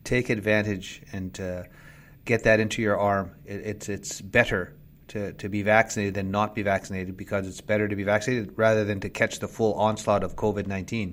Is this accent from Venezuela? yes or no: no; Little Black Bear First Nation, Treaty 4 Territory, Southern Saskatchewan, Canada; moved away as an adult; now in Ottawa, Canada; I'm a member from Little Black Bear First Nations and Treaty 4 Territory, Southern Saskatchewan